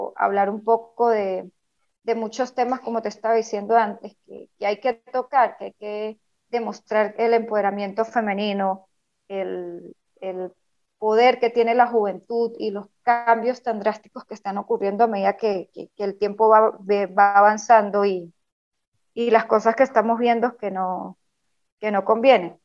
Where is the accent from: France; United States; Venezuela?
Venezuela; soy venezolana